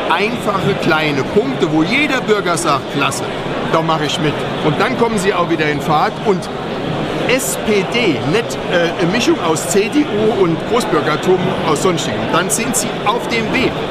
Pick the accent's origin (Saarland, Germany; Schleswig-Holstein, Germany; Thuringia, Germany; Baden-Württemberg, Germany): Saarland, Germany; Also ich komme aus dem Saarland, ich bin in keiner Partei.